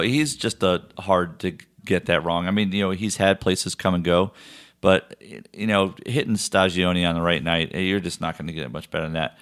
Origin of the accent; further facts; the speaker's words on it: Connecticut, United States; moved away; I'm from Connecticut